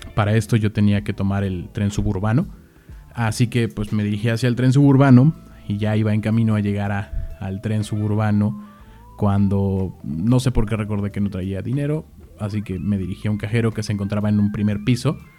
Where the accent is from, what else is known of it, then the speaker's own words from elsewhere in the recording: Mexico City, Mexico; yo soy originario de la Ciudad de México